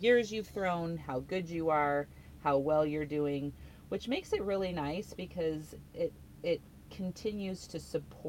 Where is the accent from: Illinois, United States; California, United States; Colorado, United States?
California, United States; Southern; moved away; also born or lived in South Jordan, Utah / Richfield, Utah; I'm originally from Southern California